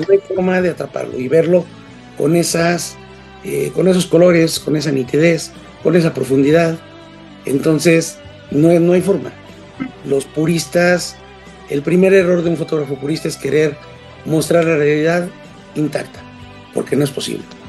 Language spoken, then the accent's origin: Spanish; Mexico City, Mexico; yo soy de la Ciudad de México, vivo en la Ciudad de México, soy de México